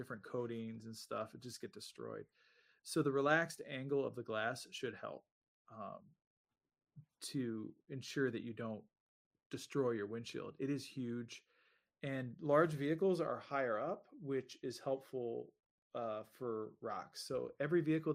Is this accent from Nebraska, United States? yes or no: yes; Nebraska, United States; my home state